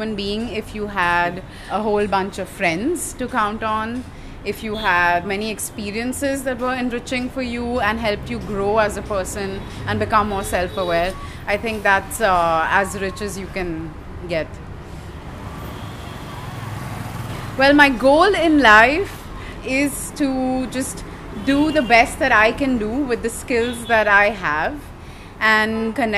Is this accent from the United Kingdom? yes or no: no; Mumbai, Maharashtra, India; also born or lived in Baroda, Gujarat / Netherlands; I'm from Mumbai. I grew up here